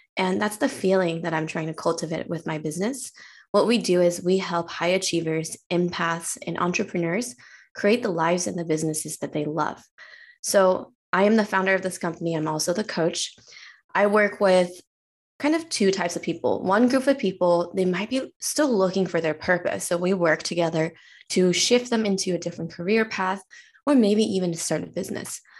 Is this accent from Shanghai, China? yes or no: no; Chengdu, Sichuan, China; also born or lived in San Francisco area, United States; now in San Francisco, United States; I was actually born and raised in China. I came from a province called Sichuan